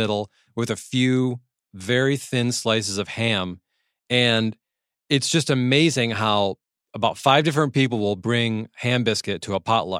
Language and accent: English; Michigan, United States; now in California, United States; my home state of Michigan